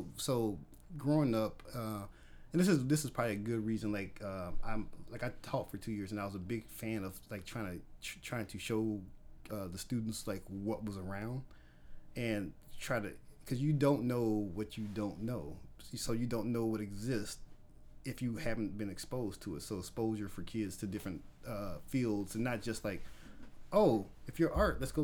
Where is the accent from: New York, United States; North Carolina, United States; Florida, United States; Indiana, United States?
Indiana, United States; Gary; moved away as an adult; I'm from Gary, Indiana, born and raised in Gary, Indiana, stayed there for probably about 26 years of my life until I got married